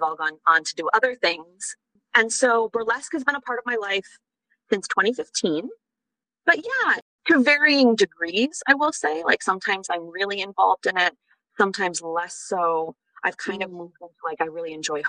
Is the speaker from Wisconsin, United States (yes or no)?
yes; Wisconsin, United States; moved away as an adult; also born or lived in Paris; I grew up in Wisconsin